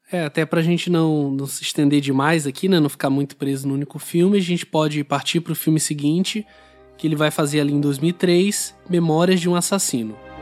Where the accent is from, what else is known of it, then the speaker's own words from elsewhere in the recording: Brazil; para gente aqui como brasileiro